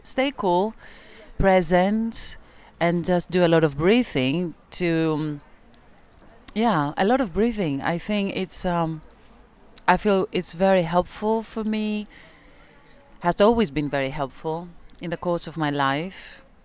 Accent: Greece; I come from Greece.

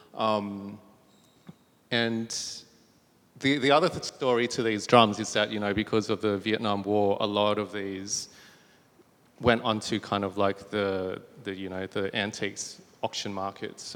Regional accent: Bankstown, New South Wales, Australia; growing up in Bankstown

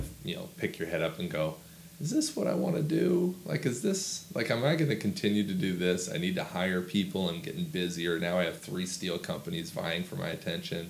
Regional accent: Washington, United States; Washington State. Grew up on 300-acre farm that was managed by my grandparents.

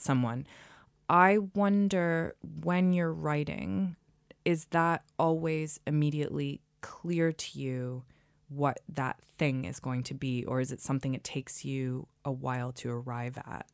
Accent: New England, United States; moved away; I'm, I'm from New England as well. And as someone who's left New England

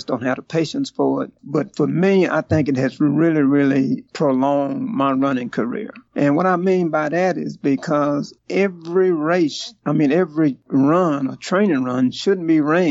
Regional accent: Houston, Texas, United States; originally I'm from Houston, Texas

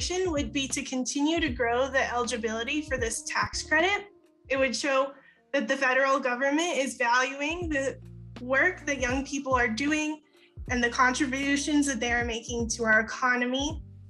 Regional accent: Las Cruces, New Mexico, United States; I am from Las Cruces in the southern part of the state.

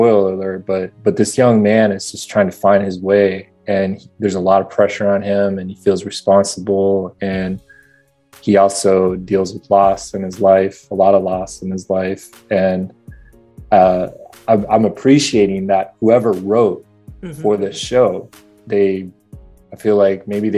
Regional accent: Midwest, United States; now in West Coast, United States; I grew up in the Midwest

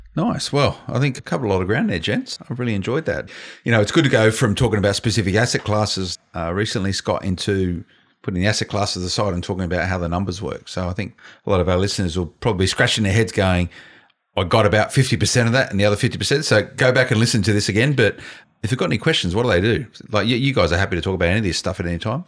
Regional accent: Blacktown, New South Wales, Australia; I grew up around Blacktown Way

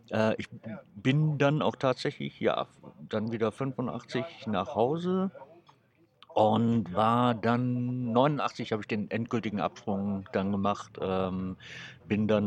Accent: Saarland, Germany; moved away as an adult; also born or lived in Frankfurt; Ich komme aus dem Saarland. Du kommst aus dem Saarland? ja. Woher genau? Äh, aus dem Hochwald.

